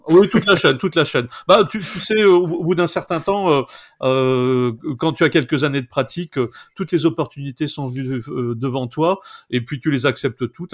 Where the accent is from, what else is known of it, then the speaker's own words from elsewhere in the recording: Pas-de-Calais, Hauts-de-France, France; je suis né en 1965 dans le Pas-de-Calais, je suis originaire du Pas-de-Calais